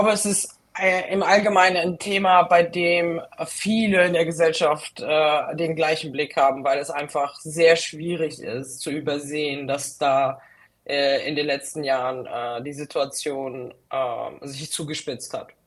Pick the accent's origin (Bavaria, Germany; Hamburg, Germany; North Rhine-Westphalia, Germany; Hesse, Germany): Hesse, Germany; Frankfurt; Und äh, also ich komme aus Frankfurt.